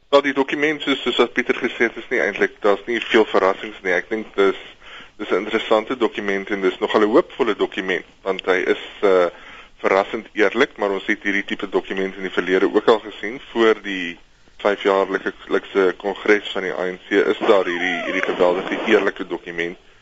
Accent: South Africa; ons as Suid-Afrikaners

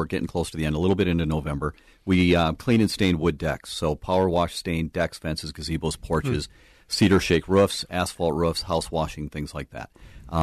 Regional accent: Minnesota, United States; We're from Minnesota. We know what snow looks like.

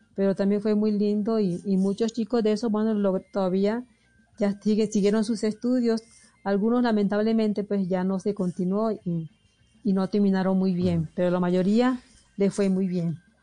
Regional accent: El Difícil, Magdalena, Colombia; accent: costeña; moved away as an adult; also born or lived in Santa Marta / Barranquilla; now in Pasto, Colombia; Y nací en un pueblo que se llama El Difícil Magdalena

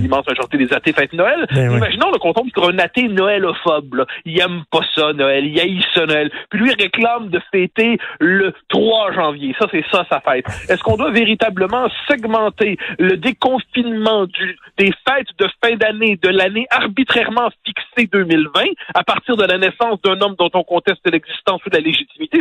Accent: Quebec, Canada; on est des Québécois

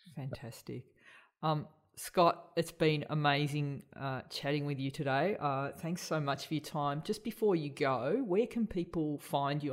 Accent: Australia; we're all Australian here

